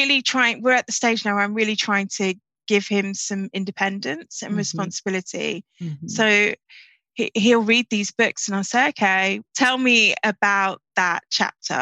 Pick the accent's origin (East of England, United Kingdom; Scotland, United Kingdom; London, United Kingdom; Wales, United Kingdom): London, United Kingdom; also born or lived in Islington; I grew up in Peckham and I went to primary school in pre-gentrified Islington.